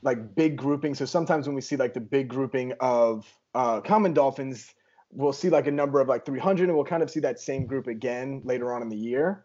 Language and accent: English; Louisiana, United States; now in Texas, United States; I'm from Louisiana and I'm living in Texas